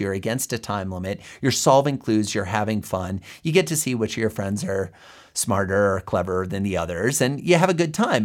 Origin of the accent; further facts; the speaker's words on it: Fort Dodge, Iowa, United States; my home state of Iowa, let alone my hometown of Fort Dodge